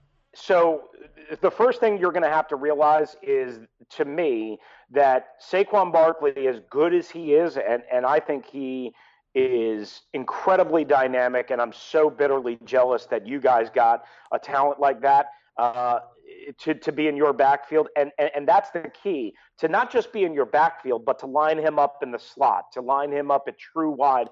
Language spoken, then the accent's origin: English; Long Island, New York, United States; moved away; I'm from New York. I grew up on Long Island.